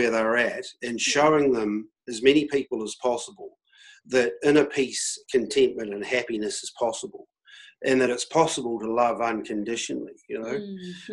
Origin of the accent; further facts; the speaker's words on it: New Zealand; as a New Zealander